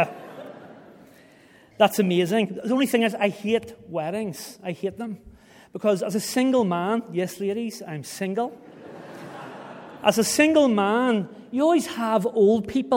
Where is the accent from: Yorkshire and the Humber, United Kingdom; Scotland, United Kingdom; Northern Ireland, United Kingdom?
Northern Ireland, United Kingdom; Belfast; moved away as an adult; now in Algarve, Portugal; I come from East Belfast